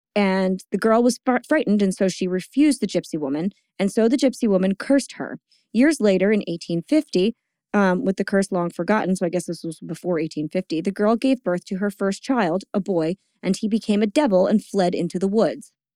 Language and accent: English; Bordentown, New Jersey, United States; I grew up within walking distance of it. Bordentown is not really that woodsy